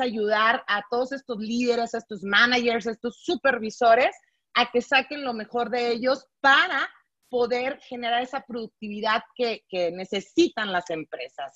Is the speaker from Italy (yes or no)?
no; Monterrey, Nuevo León, Mexico; soy de Monterrey, Nuevo León, soy norteña